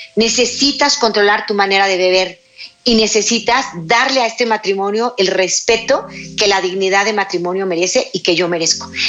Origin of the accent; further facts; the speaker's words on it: Mexico; mi país, México